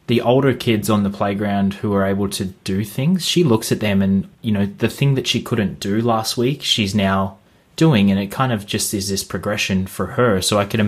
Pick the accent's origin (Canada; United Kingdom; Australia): Australia; We did similar things when we were kids as well, growing up in Australia.